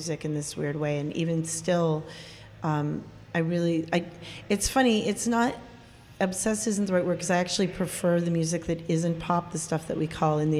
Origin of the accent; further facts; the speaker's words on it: Cambridge, Massachusetts, United States; I grew up in Cambridge, Massachusetts.